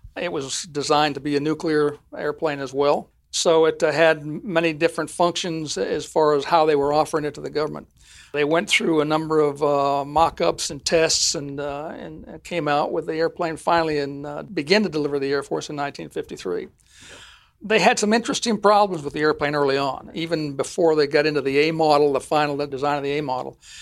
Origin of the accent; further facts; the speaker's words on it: Ogden, Utah, United States; moved away; I'm from Ogden, Utah